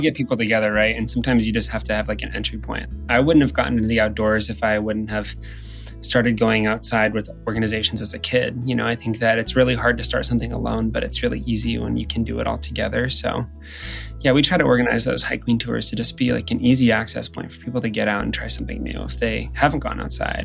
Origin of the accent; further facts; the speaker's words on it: Midwest, United States; I'm from the Midwest and you don't do drag in the Midwest